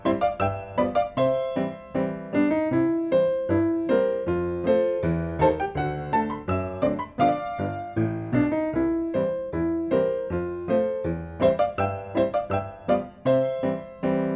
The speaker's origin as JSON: {"language": "English", "town": "Houston", "region": "Texas", "country": "United States", "tie": "born or raised there", "also_born_or_lived": "New York", "said": "I grew up here in Houston"}